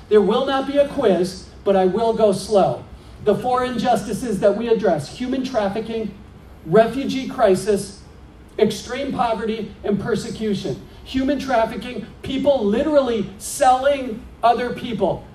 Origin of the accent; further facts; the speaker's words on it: Green Bay, Wisconsin, United States; now in Minneapolis, United States; I grew up in Green Bay